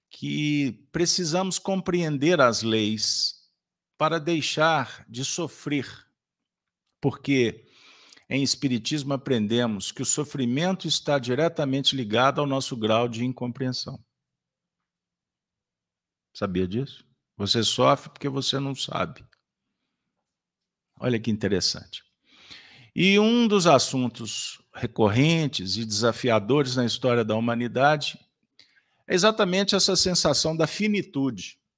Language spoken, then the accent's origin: Portuguese; Minas Gerais, Brazil; Como bons mineiros, prometemos não fazer muita bagunça na casa de vocês.